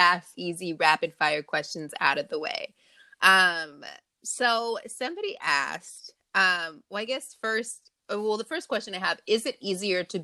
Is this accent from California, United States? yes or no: yes; Long Beach, California, United States; also born or lived in Los Angeles area, California; I was born and raised in Long Beach, and I am currently in the LA area as well.